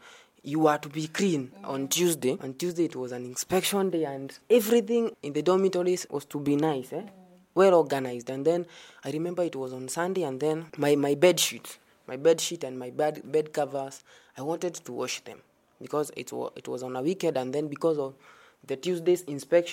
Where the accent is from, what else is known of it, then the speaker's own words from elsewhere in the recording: Karatina, Nyeri County, Kenya; moved away as an adult; now in Meru, Kenya; I'm from Nyeri, a place known as Karatina, and currently here at Meru University